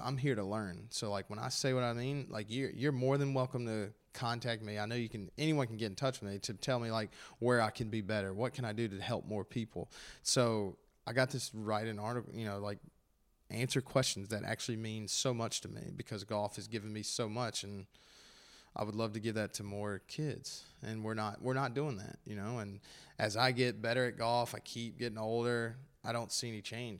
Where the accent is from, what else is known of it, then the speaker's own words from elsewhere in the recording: Gastonia, North Carolina, United States; they're my hometown